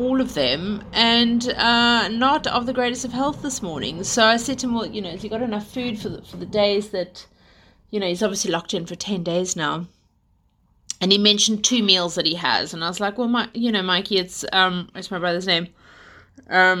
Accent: South Africa; also born or lived in United Kingdom; now in London, United Kingdom; we are South African / British who live in London

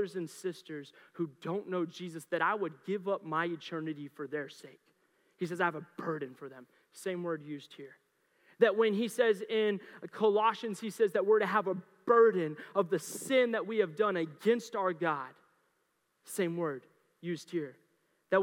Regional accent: Mustang, Oklahoma, United States; now in Colorado, United States; I grew up in Oklahoma. I grew up in Mustang

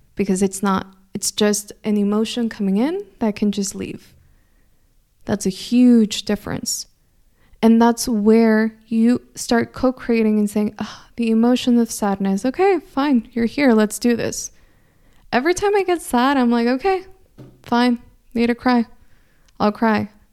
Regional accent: California, United States; first language Spanish; English is a second language; I grew up in California, but I grew up in a household where we only spoke Spanish inside the house

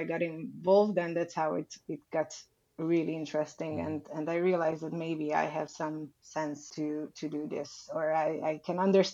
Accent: Budapest, Hungary; I was born in Budapest, Hungary. I left the country a few times, but only for traveling

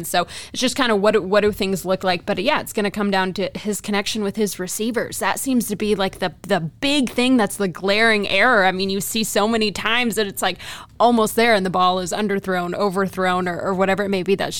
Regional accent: Texas, United States; also born or lived in Wisconsin; now in Cleveland, United States; I'm from Texas. I had not seen them in Texas. I was in Wisconsin before I moved to Cleveland.

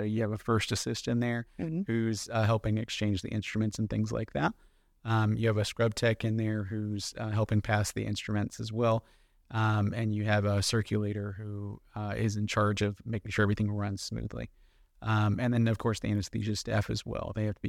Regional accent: Jacksonville, Florida, United States; Yeah, so born and raised in Jacksonville, Florida. I went to undergrad at University of Central Florida in Orlando.

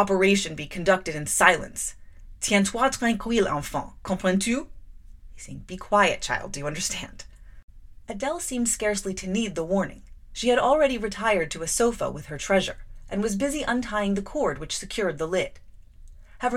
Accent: United Kingdom; my British schoolgirl's limitations of the French language

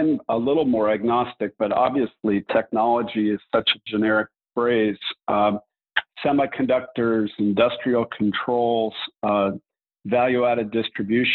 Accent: Southern California, United States; I grew up in Southern California, attended school in LA, USC

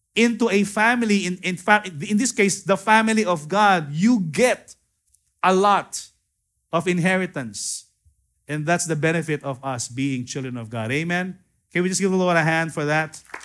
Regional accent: Philippines; I am a Filipino, I'm not a Hebrew

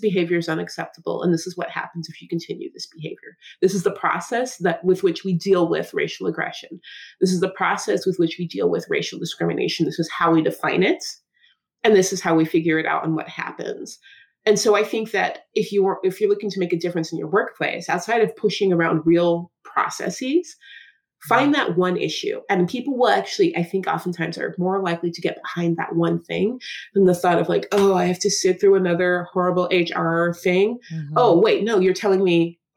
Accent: Seattle, Washington, United States; The way I speak growing up in Seattle with college education

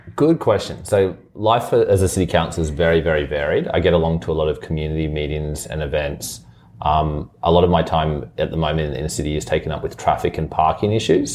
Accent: Brisbane, Queensland, Australia; even though I was born in Brisbane and grew up in Chermside and like, this is definitely the only home I've ever known.

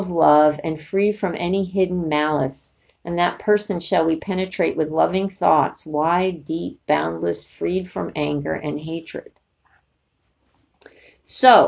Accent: Northeast, United States; moved away; where I grew up in East Coast and, you know, the Northeast

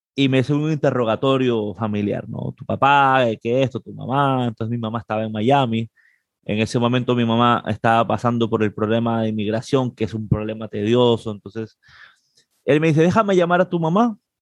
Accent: Peru; moved away as an adult; now in Puerto Rico; soy de Perú

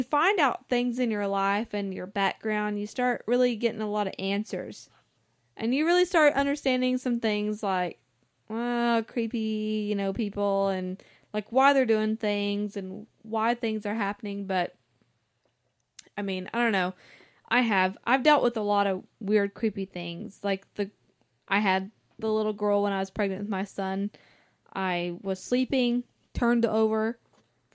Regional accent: the South, Southern United States, United States; I'm from the Southern

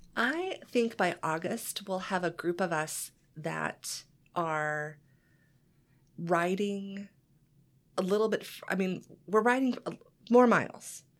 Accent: Kansas, United States; moved away; I grew up in Kansas

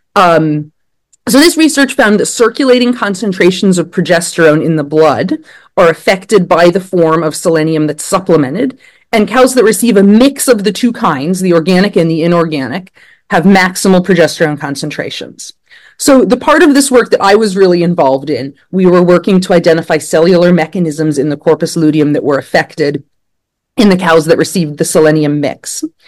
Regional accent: Blacksburg, Virginia, United States; moved away as an adult; now in State College, United States; I grew up in Blacksburg, Virginia, and I was in 4 H as a kid

